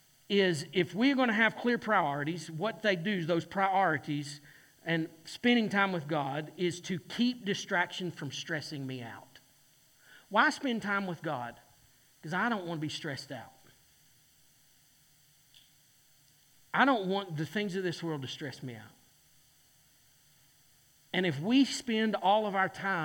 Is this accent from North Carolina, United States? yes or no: yes; Boone, North Carolina, United States; I'm from Boone, North Carolina